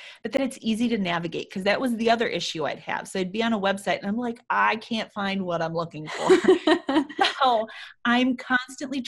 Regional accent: Chicago, Illinois, United States; we used to drive there when I was younger from Chicago

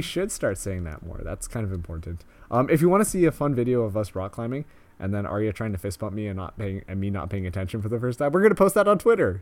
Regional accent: Canada; we are so Canadian right now.

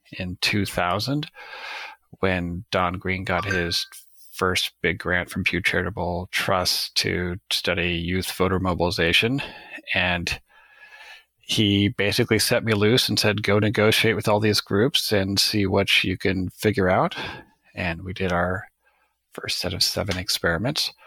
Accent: Nebraska, United States; I grew up in Nebraska in a relatively conservative Catholic household.

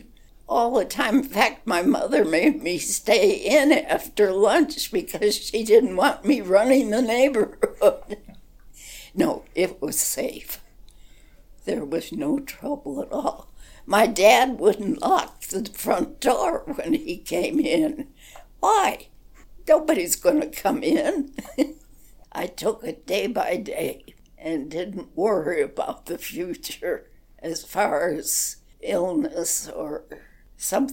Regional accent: Chicago, Illinois, United States; moved away as an adult; now in Moab, United States; Chicago, grew up there, and lived there.

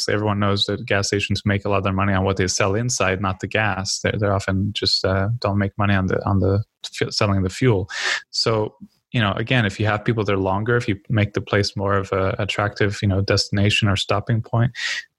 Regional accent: United States; as an American

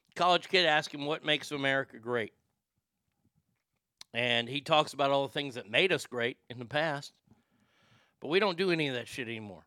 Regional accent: United States; as an American

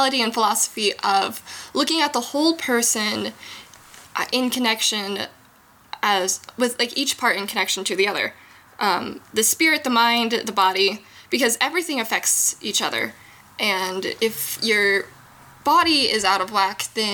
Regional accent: Midwest, United States; moved away as an adult; now in Denver, United States; I grew up in the Midwest

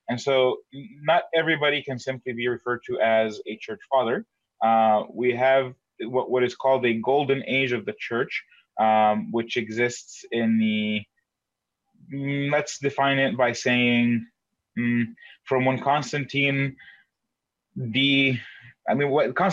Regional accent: Egypt; I would be considered African American based on where I'm from. Uh, I was born in Egypt

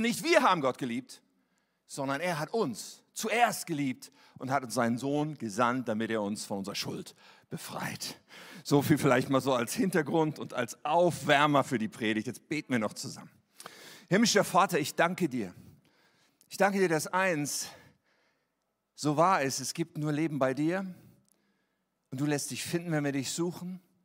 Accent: Germany; wir damals hatten als Deutsche

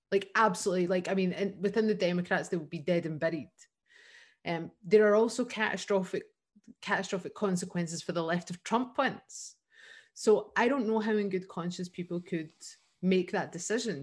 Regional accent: Scotland, United Kingdom; as Scottish people.

